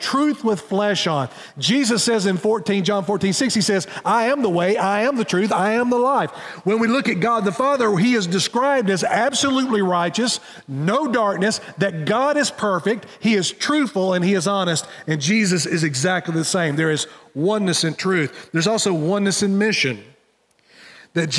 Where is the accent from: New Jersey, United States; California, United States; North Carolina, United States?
North Carolina, United States; Wilkesboro; in my hometown, we have Tyson Foods, which is right downtown. So if you're driving through Wilkesboro